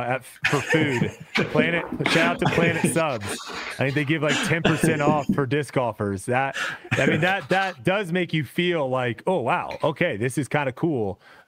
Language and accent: English; Texas, United States; it might be because I'm from Texas and it's a lot closer